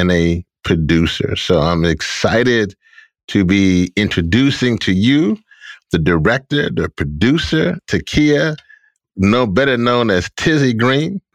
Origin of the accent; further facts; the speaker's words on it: Louisiana, United States; Louisiana, my home state